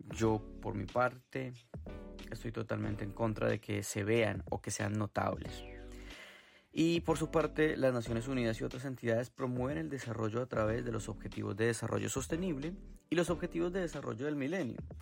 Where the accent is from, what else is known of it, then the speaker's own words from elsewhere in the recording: Colombia; moved away; soy de Colombia